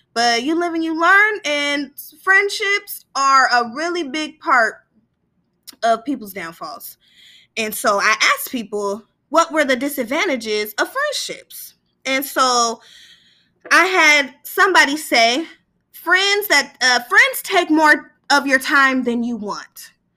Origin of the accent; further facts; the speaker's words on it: Sacramento, California, United States; now in Southern California, United States; I'm from East Sacramento